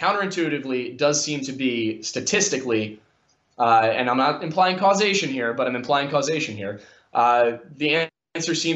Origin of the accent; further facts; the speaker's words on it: Philadelphia, Pennsylvania, United States; I'm also from the Philadelphia area